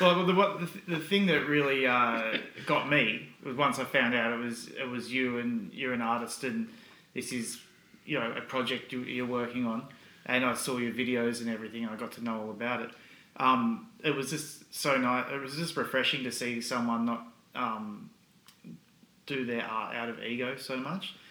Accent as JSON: {"language": "English", "country": "Australia", "said": "where are you from and you say oh Australia"}